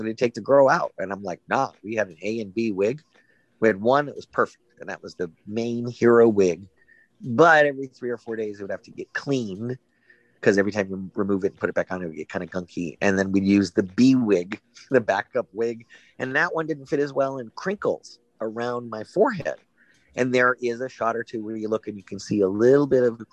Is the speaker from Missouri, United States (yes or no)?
no; Malibu, California, United States; I grew up in Malibu